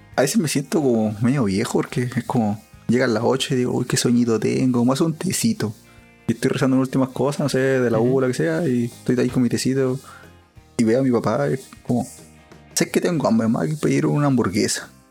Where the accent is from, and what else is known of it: Chile